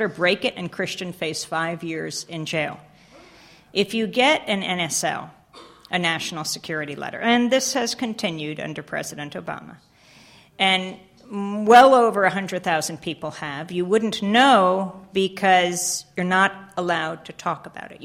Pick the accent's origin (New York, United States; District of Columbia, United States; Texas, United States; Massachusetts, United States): New York, United States; Bay Shore; I grew up in Bayshore, New York, and my dad was on the board of our library